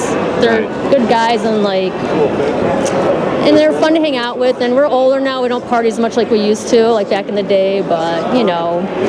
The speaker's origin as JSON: {"language": "English", "town": "Chicago", "region": "Illinois", "country": "United States", "lives_now": "Niles, United States", "said": "I am from Chicago, Illinois, but I now live in Niles, Illinois."}